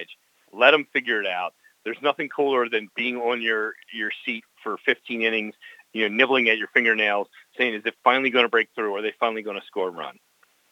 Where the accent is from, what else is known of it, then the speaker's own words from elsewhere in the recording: Baltimore, Maryland, United States; when I was growing up in Baltimore